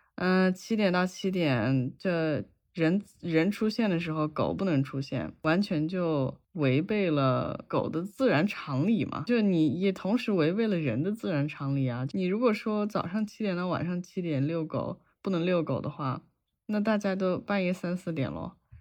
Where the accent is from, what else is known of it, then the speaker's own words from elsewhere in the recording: China; moved away as an adult; 我从小在，在国内养狗嘛，然后这几年出国了之后